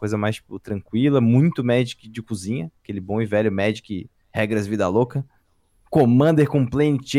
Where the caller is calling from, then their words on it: Florianópolis, Santa Catarina, Brazil; Cara, eu tô falando de, Flor de Florianópolis, Santa, Santa Catarina, tenho 29 anos.